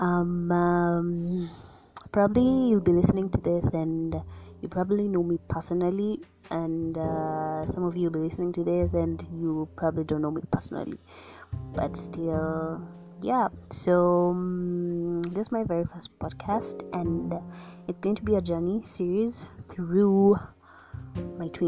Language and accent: English; Nairobi, Kenya; moved away as an adult; now in Eldoret, Kenya; I'm from Nairobi, Kenya